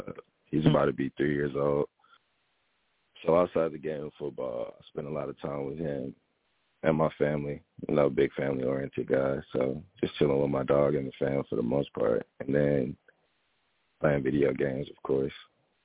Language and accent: English; New Orleans, Louisiana, United States; Probably like a Cajun, like Alfredo pasta with like crawfish tails in it, because we're from New Orleans.